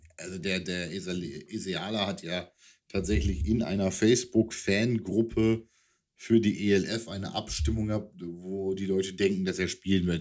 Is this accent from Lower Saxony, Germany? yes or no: yes; East Frisia, Lower Saxony, Germany; als Ostfriese